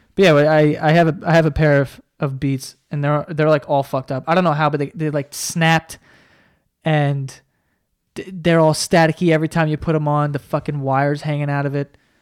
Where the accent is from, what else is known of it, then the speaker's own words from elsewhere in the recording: New York, United States; we're from New York